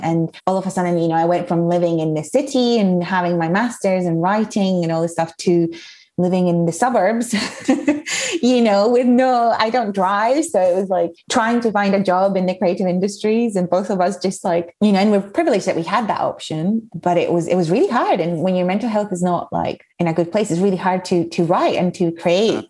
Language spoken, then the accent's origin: English; Mallorca, Balearic Islands, Spain; moved away as an adult; also born or lived in Edinburgh, Scotland; I was born and grew up in Spain, but my mom is Scottish, so I was very lucky that I grew up in a bilingual household